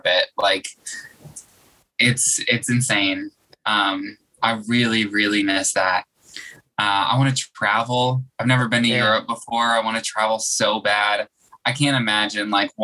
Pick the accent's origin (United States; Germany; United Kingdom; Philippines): United States; Metairie, Louisiana; also born or lived in New Orleans; now in New York City, United States; I grew up out in Metairie, which is like a 15-minute drive. It's the suburbs